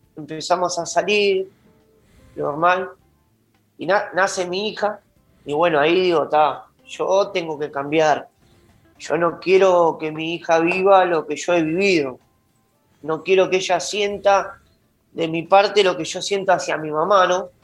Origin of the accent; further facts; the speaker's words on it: Juan Lacaze, Colonia, Uruguay; also born or lived in Montevideo; yo soy de Juan la Casa oriundo